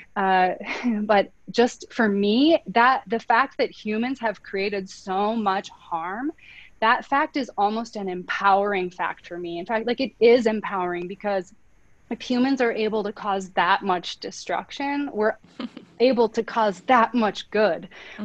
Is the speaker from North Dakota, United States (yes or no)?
yes; North Dakota, United States; I grew up in North Dakota mm-hmm. in a small town